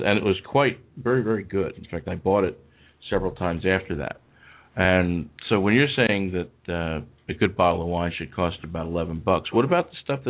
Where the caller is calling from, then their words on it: eastern United States, East Coast, United States; I'm calling from the eastern part of the United States.